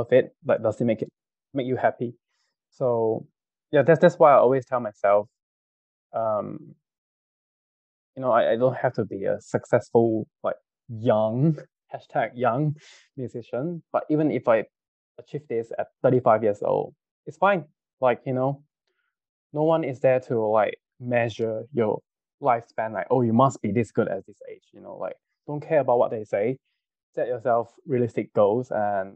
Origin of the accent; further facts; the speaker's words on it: Kajang, Selangor, Malaysia; growing up in Kajang, Satay Town, every day it's Satay